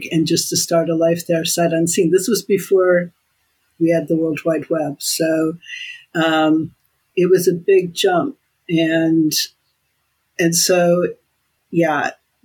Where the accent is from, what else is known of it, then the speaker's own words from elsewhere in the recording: United States; moved away as an adult; now in United Kingdom; my place as an American in the world